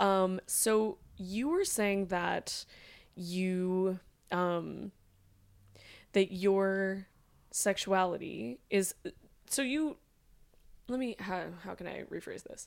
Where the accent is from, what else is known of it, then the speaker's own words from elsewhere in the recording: New York, United States; I'm such a New Yorker.